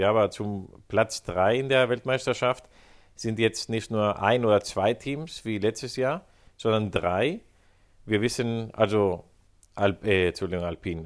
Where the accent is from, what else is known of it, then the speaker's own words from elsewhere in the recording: Spain; Als, Spanier